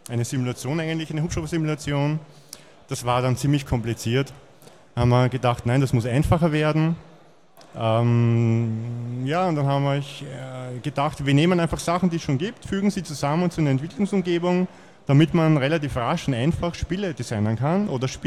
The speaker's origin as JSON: {"language": "German", "region": "Vienna", "country": "Austria", "said": "Ich komme aus Wien."}